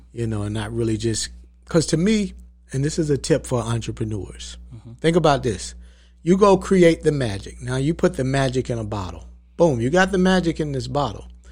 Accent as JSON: {"language": "English", "town": "Valdosta", "region": "Georgia", "country": "United States", "tie": "born or raised there", "lives_now": "Atlanta, United States", "said": "I was born in South Georgia. I was born in Valdosta. Uh, moved to Atlanta when I was about fourteen years old"}